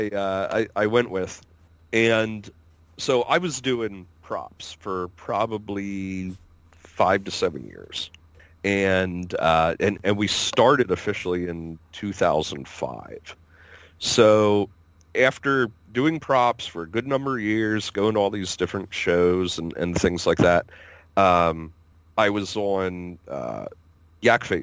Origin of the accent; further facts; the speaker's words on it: Pennsylvania, United States; we said, PA